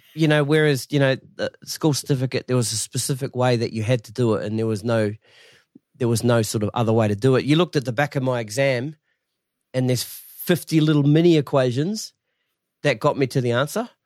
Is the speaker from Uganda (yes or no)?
no; Masterton, Wellington, New Zealand; I'm from Masterton originally